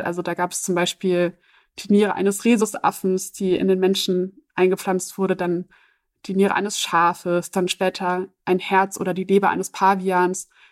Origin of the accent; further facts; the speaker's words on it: Germany; für mich als Deutsche